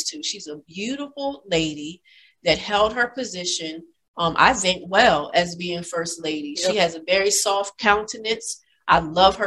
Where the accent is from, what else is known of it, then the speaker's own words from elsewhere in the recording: United States; we, America